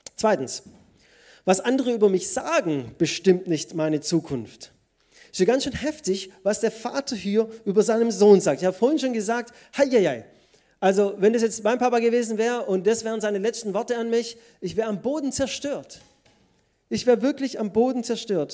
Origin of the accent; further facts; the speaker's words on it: Germany; Als Deutsche